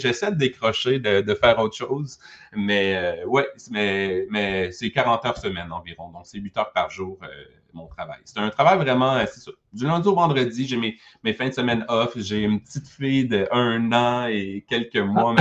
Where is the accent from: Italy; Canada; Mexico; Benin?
Canada; Quebec; ici au Québec